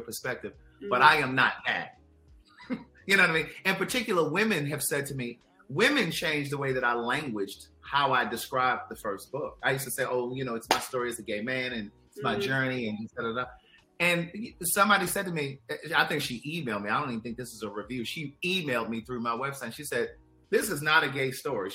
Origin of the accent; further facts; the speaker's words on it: Baltimore, Maryland, United States; my story begins May 4th, 1976 in Baltimore, Maryland